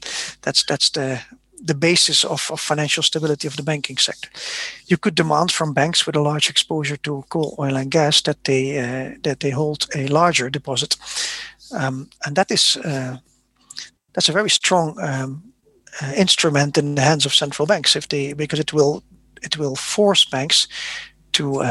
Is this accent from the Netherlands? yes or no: yes; Netherlands; I'm from the Netherlands